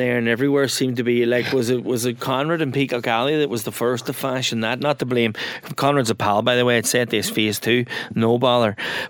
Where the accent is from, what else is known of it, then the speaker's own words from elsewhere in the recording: County Donegal, Ireland; also born or lived in Boston; In Donegal, we got our corned beef sliced in a packet in Spar or whatever. Like, there was no such thing as cooking corned beef where I came from.